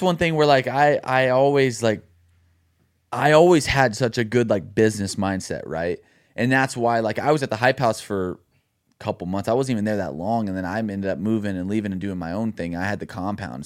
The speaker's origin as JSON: {"language": "English", "town": "Dallas", "region": "Texas", "country": "United States", "tie": "born or raised there", "also_born_or_lived": "Los Angeles", "moved": "as an adult", "lives_now": "Nashville, United States", "said": "my hometown in Dallas"}